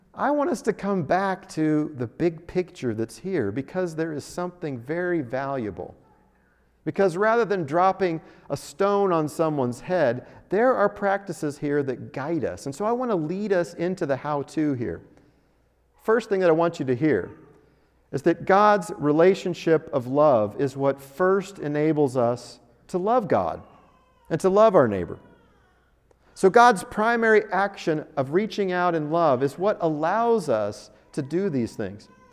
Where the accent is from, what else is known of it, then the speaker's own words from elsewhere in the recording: Denver, Colorado, United States; now in Albuquerque, United States; I grew up driving in Denver, where you've got the mountains